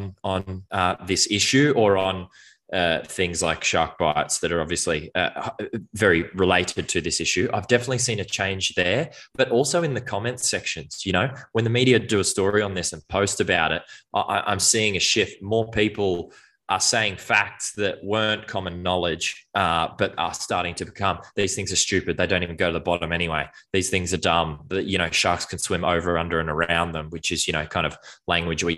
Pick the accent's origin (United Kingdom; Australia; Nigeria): Australia; Brisbane, Queensland; I grew up in Brisbane, went to the Gold Coast, went to the Sunshine Coast regularly for school